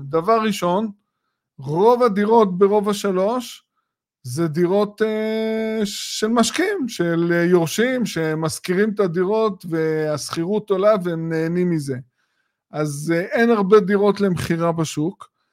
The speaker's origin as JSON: {"language": "Hebrew", "country": "Israel", "said": "כישראלים שגרים בישראל"}